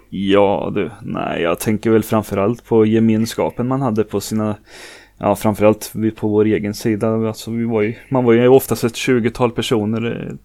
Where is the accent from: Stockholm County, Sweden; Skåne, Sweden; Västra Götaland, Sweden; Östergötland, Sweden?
Östergötland, Sweden; Norrköping; accent: Norrköping dialect; jag är 38 år Norrköpingsbo som det säkert hörs på dialekten